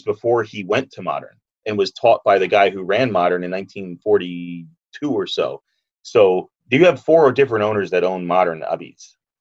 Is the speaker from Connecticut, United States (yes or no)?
yes; New Haven, Connecticut, United States; born or raised there